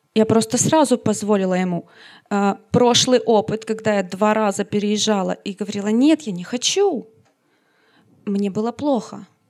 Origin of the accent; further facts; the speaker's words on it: Sievierodonetsk, Luhansk Oblast, Ukraine; moved away as an adult; now in Ostrava, Czech Republic; Я из Украины, из Северодонецка